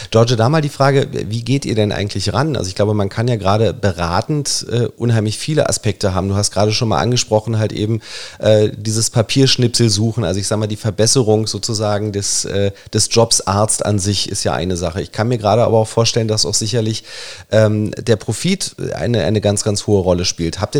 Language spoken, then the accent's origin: German; Germany